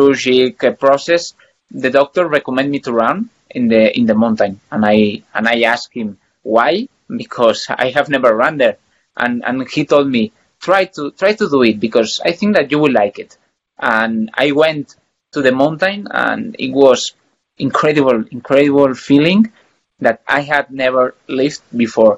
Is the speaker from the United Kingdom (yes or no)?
no; Sant Boi de Llobregat, Catalonia, Spain; English is a second language; moved away as an adult; now in Andorra; I'm from Barcelona, close to Barcelona. Sant Boi de Llobregat is a town there.